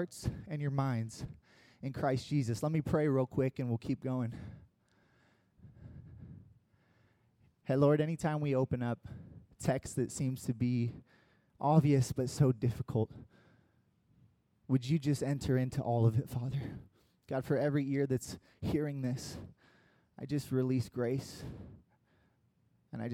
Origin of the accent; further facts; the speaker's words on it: United States; first language English; as an American who only speaks English